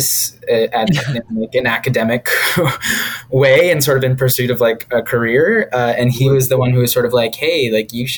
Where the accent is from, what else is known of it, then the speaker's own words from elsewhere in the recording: about an hour south of Boston, Massachusetts, United States; I grew up about an hour south of Boston in Massachusetts